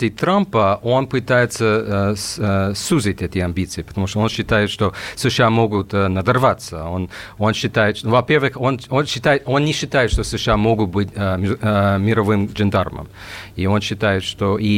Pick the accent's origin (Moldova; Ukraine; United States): United States; Russian is a second language; moved away as an adult; also born or lived in Moscow, Russia; now in Russia; американский как... журналист, который живет и работает в России.